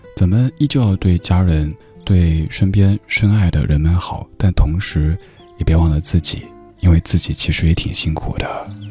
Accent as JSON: {"language": "Chinese", "town": "Chengdu", "region": "Sichuan", "country": "China", "tie": "born or raised there", "moved": "yes", "said": "我老家成都"}